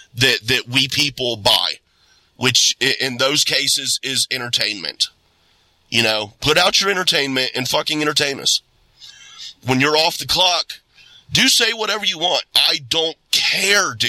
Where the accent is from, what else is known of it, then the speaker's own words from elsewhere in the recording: Ohio, United States; I was born here and raised this small town here in Ohio, surrounded by cornfields and bean fields and hay.